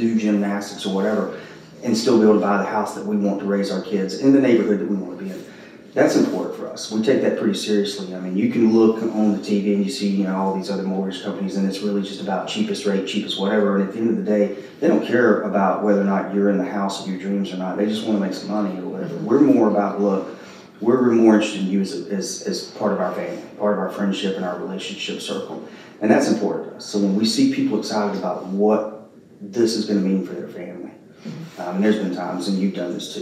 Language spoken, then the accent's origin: English; Spartanburg, South Carolina, United States; also born or lived in Greenville, South Carolina; now in Summerville, United States; I'm an upstate South Carolina guy, so I grew up in Spartanburg and Greenville